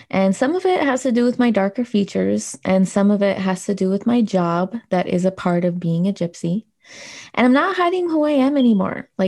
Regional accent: United States; As an American

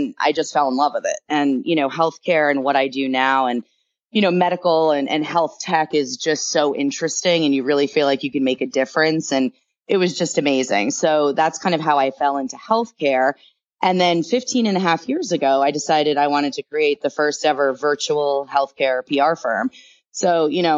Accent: Milford, Connecticut, United States; also born or lived in Bridgeport, Connecticut / New York City; I actually grew up in Connecticut. I was born in Bridgeport

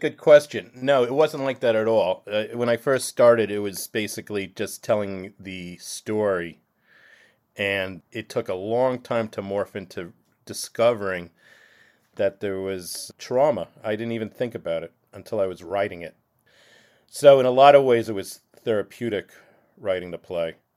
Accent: Blauvelt, New York, United States; growing up in Blauwelt, as opposed to, say, Orangeburg or Japan, where there's a Jewish population, I really felt like an outsider

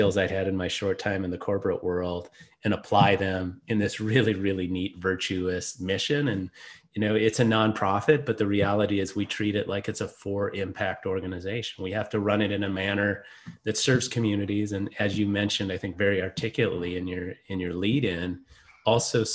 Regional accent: Minnesota, United States; moved away; I grew up in Minnesota, found my way into the Navy somehow

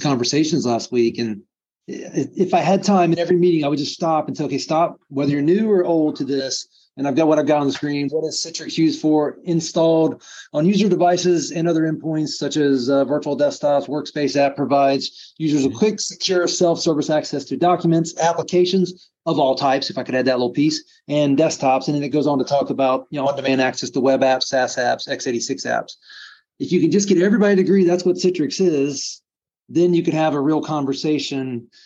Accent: South Florida, United States; I grew up in South Florida

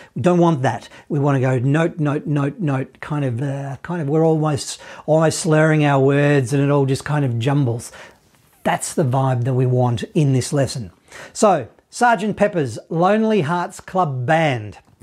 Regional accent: Australia; accent: Australian; My Australian accent

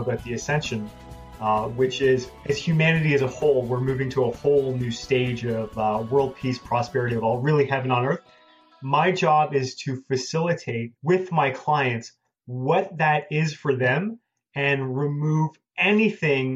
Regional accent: Toronto, Ontario, Canada; moved away as an adult; now in United States; I'm from Toronto, Canada. When I lived in Canada

